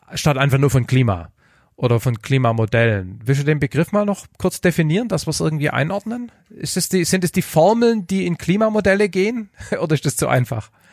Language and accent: German; Heidenheim, Baden-Württemberg, Germany; accent: Swabian; now in Stuttgart, Germany; ich komme von Heidenheim, äh, von der Alp und wohne jetzt in, äh, leider in Stuttgart